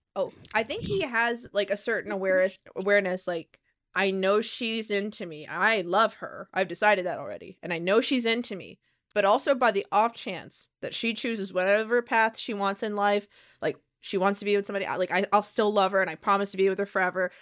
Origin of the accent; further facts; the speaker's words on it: Mississippi, United States; moved away; I came from Mississippi. There weren't many, many resources there